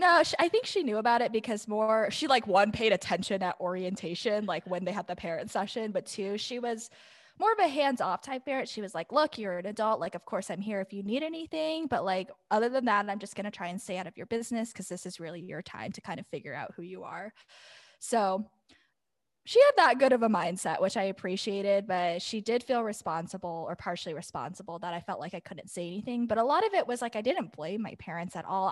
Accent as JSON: {"language": "English", "town": "Scottsdale", "region": "Arizona", "country": "United States", "tie": "born or raised there", "said": "growing up in Scottsdale."}